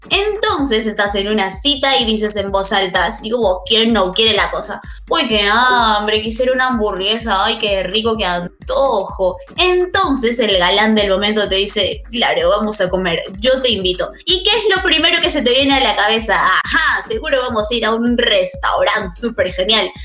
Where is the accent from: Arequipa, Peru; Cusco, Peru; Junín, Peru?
Cusco, Peru; now in Lima, Peru; yo soy de Cusco, y cuando llegué aquí a Lima